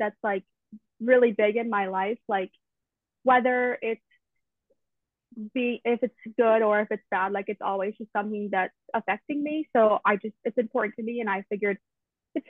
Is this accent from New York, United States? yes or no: no; Tallahassee, Florida, United States; I'm from Tallahassee, so I've lived in Florida my whole life